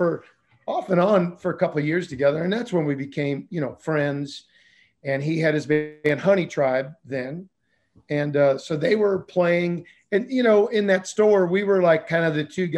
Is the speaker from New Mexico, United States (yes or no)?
no; St. Louis, Missouri, United States; growing up in South St. Louis and being poor